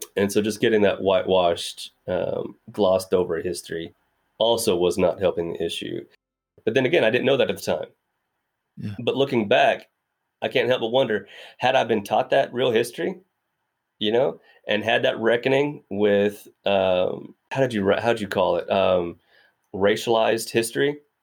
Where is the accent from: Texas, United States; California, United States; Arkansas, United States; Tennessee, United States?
Arkansas, United States; Greenwood; born and raised in Arkansas, so uh, smack dab in the middle of the Bible Belt